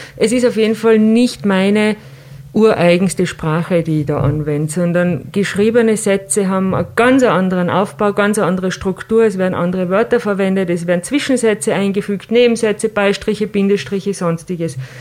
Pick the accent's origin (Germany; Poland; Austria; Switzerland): Austria; Tyrol; bei uns in Tirol